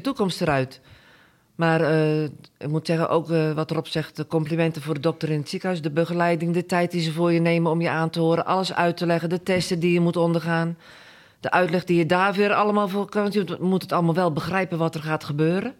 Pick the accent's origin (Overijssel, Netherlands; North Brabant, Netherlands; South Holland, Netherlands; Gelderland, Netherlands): South Holland, Netherlands; Gorinchem; moved away as an adult; now in Boskoop, Netherlands; geboren en getogen in Gorkum